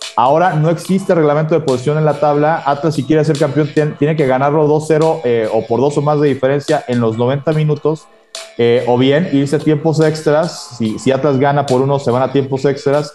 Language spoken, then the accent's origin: Spanish; Mexico; como sociedad mexicana en general